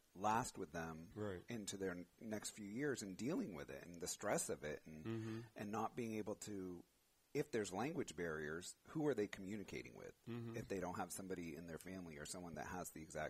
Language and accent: English; San Bruno, California, United States; also born or lived in Millbrae; So I'm in Millbrae. Grew up in San Bruno.